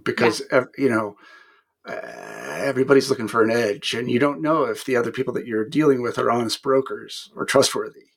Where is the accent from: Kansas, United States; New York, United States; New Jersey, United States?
Kansas, United States; moved away as an adult; I was a kid from Kansas